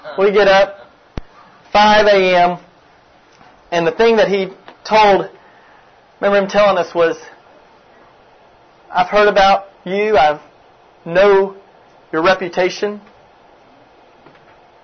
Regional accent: Kentucky, United States; now in Memphis, United States; I'm actually from Kentucky originally, if anybody's from Kentucky, but I'm living in Memphis, Tennessee for the past 12 years

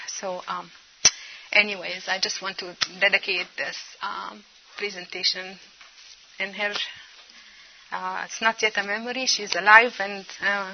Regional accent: Egypt; now in United States; Cairo, Egypt. That's my home country, my native country

